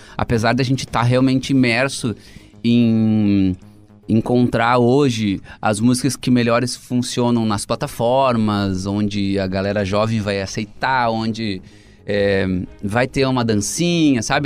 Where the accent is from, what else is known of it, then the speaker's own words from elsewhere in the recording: Cruz Alta, Rio Grande do Sul, Brazil; Eu sou de Cruz Alta, que também é tem a coxilha nativista, que eu ia desde criança.